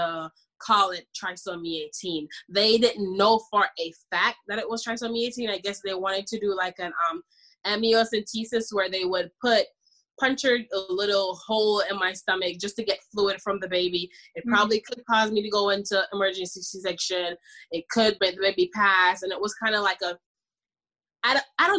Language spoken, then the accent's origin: English; Jamaica; I'm Jamaican, by the way. I'm from the islands.